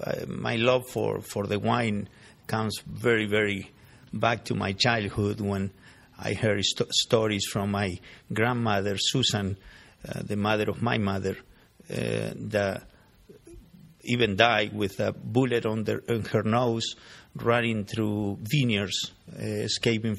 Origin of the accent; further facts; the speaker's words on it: Buenos Aires, Argentina; moved away; I was born in Argentina, along with my sisters and everybody else in the family that were the children of these guys that came from Armenia. And we established in Buenos Aires